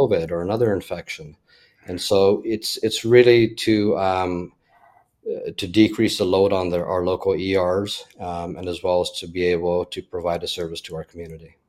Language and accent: English; Toronto, Ontario, Canada; moved away as an adult; also born or lived in Orlando, Florida; now in Fort Myers, United States; born in Canada, born and raised in Toronto